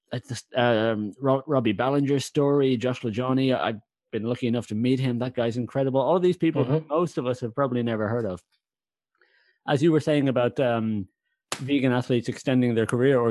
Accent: Ireland; I'm Irish

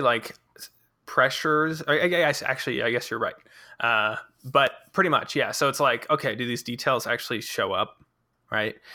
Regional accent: Colorado, United States; moved away as an adult; I was actually from Colorado

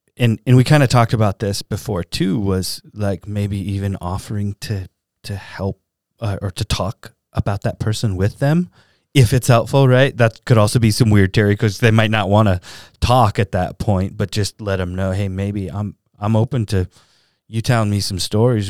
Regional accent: Southern California, United States; I grew up in Southern California

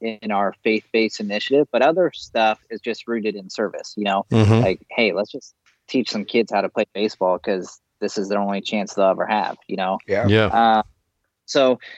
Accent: Aledo, United States; I grew up in Aledo, great town of Aledo

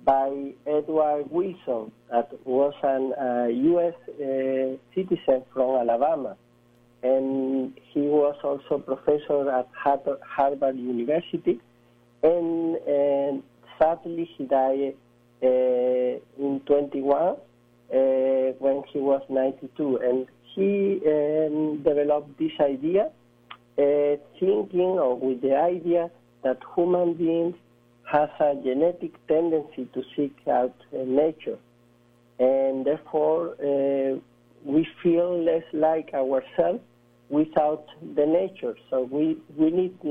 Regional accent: Spain; I'm coming from Spain, but I'm currently in New York City

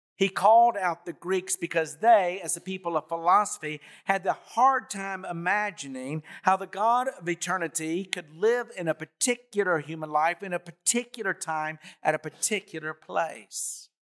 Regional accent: Bainbridge, Georgia, United States; I was born in Bainbridge, Georgia on May twenty nineteen something

